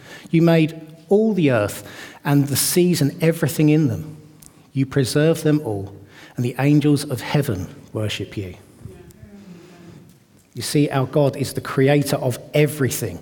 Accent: Watford, East of England, United Kingdom; moved away as an adult; now in Bedford, United Kingdom; I grew up in Watford, and we moved to Bedford at the end of 2021

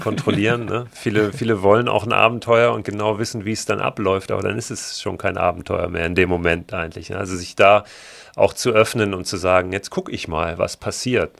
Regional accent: Germany; born or raised there; also born or lived in Berlin; now in Hamburg, Germany

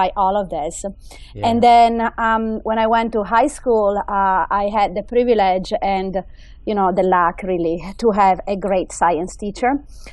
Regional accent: Italy; English is a second language; moved away as an adult; also born or lived in United Kingdom; now in United States; I grew up in Italy

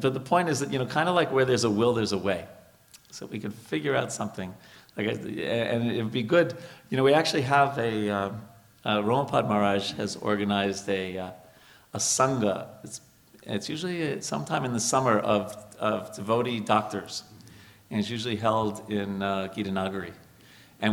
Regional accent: New York, United States; moved away as an adult; also born or lived in India; I'm from New York

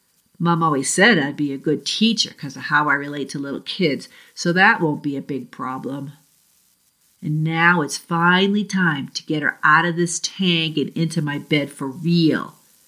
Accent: Massachusetts, United States; accent: Boston; And for those who know me, I'm from the South Shore of Boston, so I'll see if I can regain some of my New England accent.

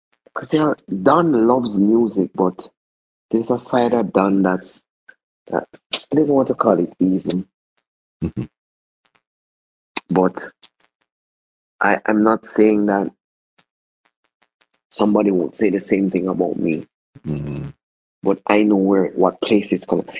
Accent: Jamaica; I'm thoroughly Jamaican.

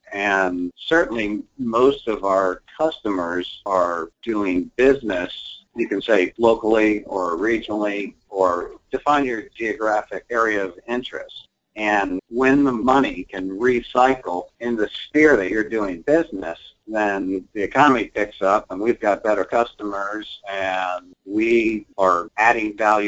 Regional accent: Canada; well, I'm Canadian, so you know, why am I concerned about that?

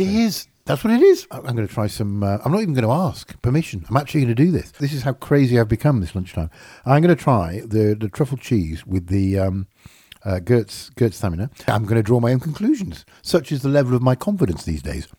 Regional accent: Yorkshire and the Humber, United Kingdom; I am from Yorkshire

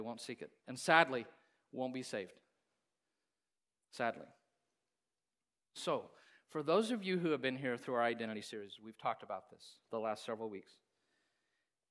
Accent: Hays, Kansas, United States; I grew up in Kansas, in Hayes, a lot of Volga Germans there

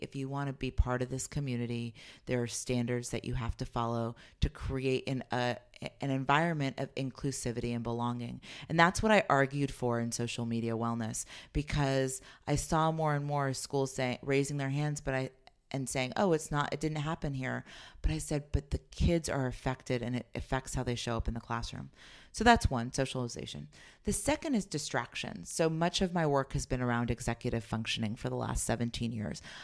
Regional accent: Los Altos, California, United States; I grew up in Los Altos, California, and moved there when I was twelve

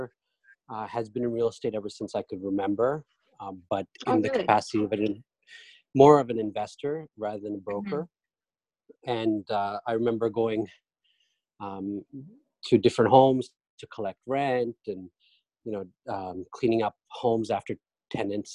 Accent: Canada; moved away as an adult; also born or lived in Pakistan; now in New York, United States; I'm Canadian by birth, born and raised there for most of my life, lived in Pakistan for a small stint

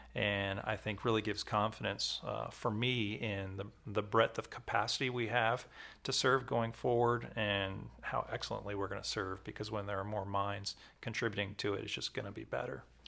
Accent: Maryland, United States; I'm from Maryland

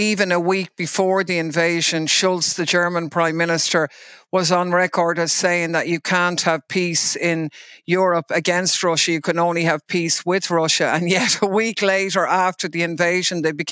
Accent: Ireland; for us as Irish people

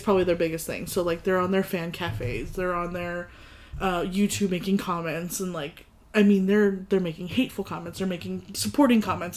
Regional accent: United States; I grew up in the States

